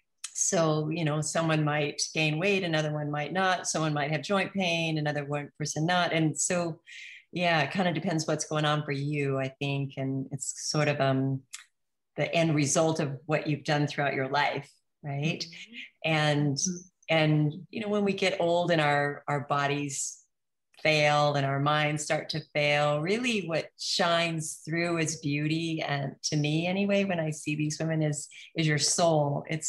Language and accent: English; New Zealand; I'm from New Zealand, right? So we eat lamb and meat